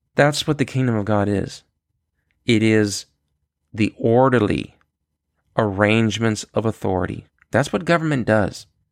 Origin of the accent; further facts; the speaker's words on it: New York City, New York, United States; I was born in Queens, New York